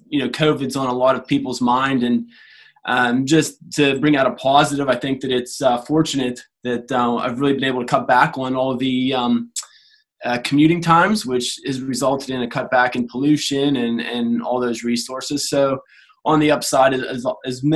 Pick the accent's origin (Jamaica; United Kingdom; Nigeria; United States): United States; Pennsylvania; moved away as an adult; also born or lived in Queensland, Australia; now in Australia; as you may have been able to tell from my accent, I'm from the US, from Pennsylvania